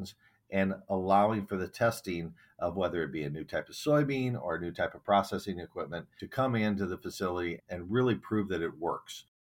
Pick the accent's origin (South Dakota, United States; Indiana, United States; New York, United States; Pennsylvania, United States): South Dakota, United States; Miller; now in Minnesota, United States; my hometown in Miller, South Dakota